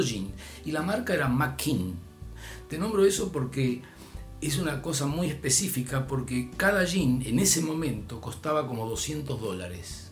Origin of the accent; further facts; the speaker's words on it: Argentina; accent: Argentine; soy de Argentina